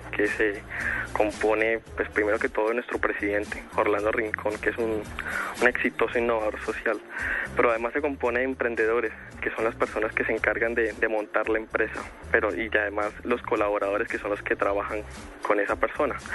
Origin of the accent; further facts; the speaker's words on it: Valle del Cauca, Colombia; que somos del Valle del Cauca, estamos orgullosos